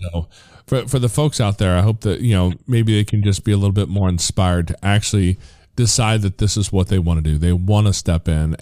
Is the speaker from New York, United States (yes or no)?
no; Missouri, United States; born or raised there; also born or lived in Tennessee